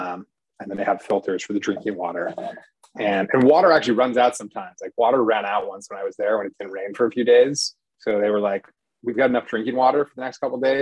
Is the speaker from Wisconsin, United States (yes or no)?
yes; Wisconsin, United States; I grew up in Wisconsin